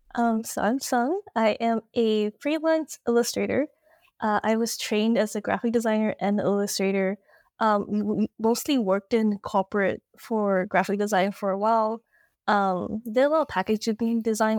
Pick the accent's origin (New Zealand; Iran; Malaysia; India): Malaysia; also born or lived in Toronto, Canada; now in Melbourne, Australia; I'm Malaysian, but I'm currently based in Toronto, Canada.